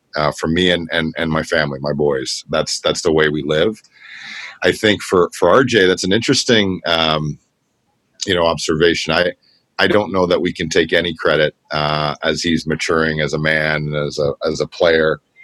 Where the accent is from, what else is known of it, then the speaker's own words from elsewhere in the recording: Toronto, Ontario, Canada; we grew up in Scarborough together uh, in the same neighborhood, Kingston Galloway